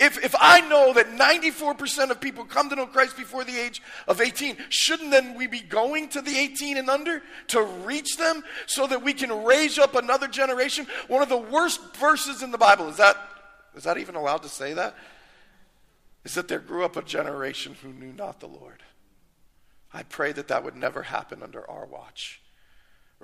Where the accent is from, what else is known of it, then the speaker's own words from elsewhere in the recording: South Florida, United States; I grew up here in South Florida